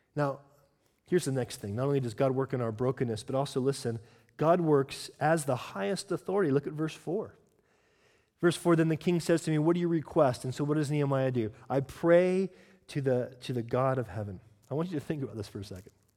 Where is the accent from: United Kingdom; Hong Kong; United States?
United Kingdom; I'm British